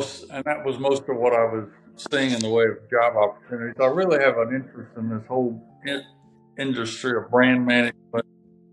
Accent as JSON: {"language": "English", "region": "South Alabama", "country": "United States", "tie": "born or raised there", "said": "I grew up in South Alabama"}